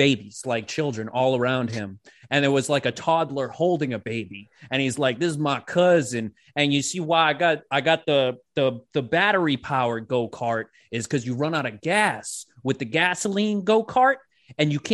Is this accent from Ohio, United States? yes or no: no; Lowell, Massachusetts, United States; I've been living in Lowell my whole life.